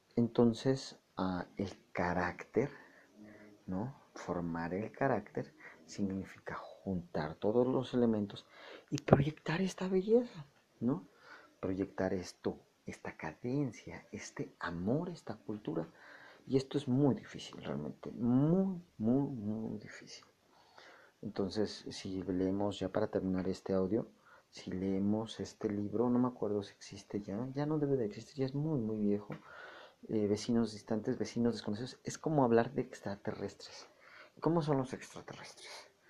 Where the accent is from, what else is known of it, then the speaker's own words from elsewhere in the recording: Mexico; nosotros los mexicanos